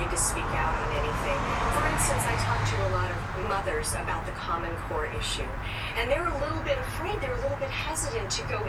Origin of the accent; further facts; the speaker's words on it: Los Angeles, California, United States; growing up in Hollywood like I did